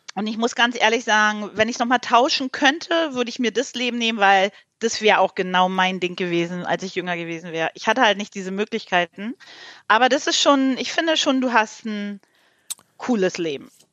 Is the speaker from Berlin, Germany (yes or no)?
yes; Berlin, Germany; ich komme ja nicht aus dem Osten, aus dem Ostteil von Berlin